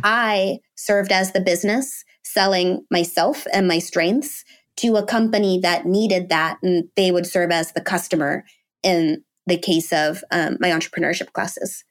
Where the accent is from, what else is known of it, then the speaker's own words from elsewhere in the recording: Washington, District of Columbia, United States; I was born in the D C area